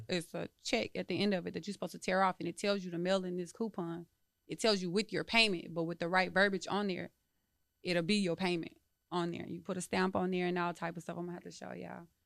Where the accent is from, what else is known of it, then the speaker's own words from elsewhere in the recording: Dallas, Texas, United States; moved away as an adult; I'm from Dallas